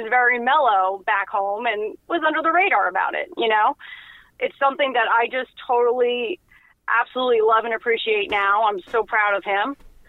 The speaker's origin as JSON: {"language": "English", "region": "California", "country": "United States", "tie": "born there", "also_born_or_lived": "Buffalo / New Jersey", "said": "I was born out in California. And then I remember living in Buffalo. We came home to New Jersey in the off seasons."}